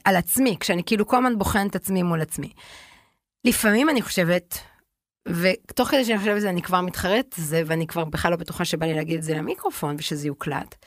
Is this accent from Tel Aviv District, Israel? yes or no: yes; Tel Aviv, Tel Aviv District, Israel; הרי אנחנו גדלנו בתל אביב